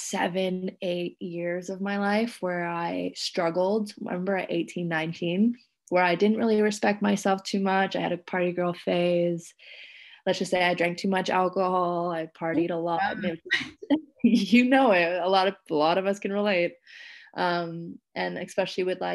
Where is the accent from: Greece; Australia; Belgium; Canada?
Canada; moved away as an adult; now in Indonesia